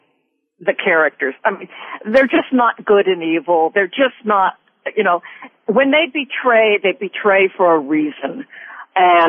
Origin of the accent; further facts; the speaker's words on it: Glendale, California, United States; I grew up in Glendale.